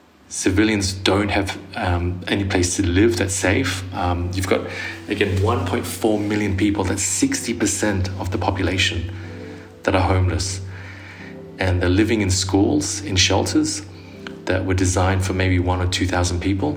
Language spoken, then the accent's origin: English; Sydney, New South Wales, Australia; moved away as an adult; now in Jerusalem; I'm from Sydney, but I work here in the occupied Palestinian territory